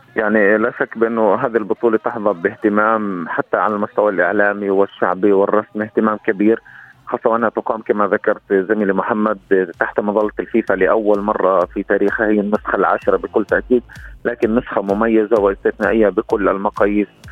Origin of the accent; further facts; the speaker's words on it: Egypt; كوني مصري